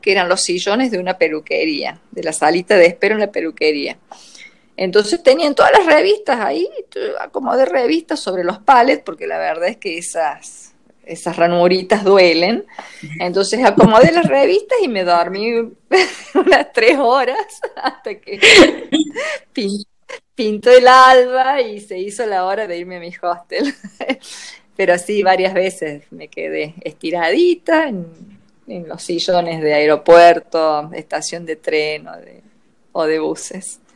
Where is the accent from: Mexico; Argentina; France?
Argentina; yo soy argentina, no soy europea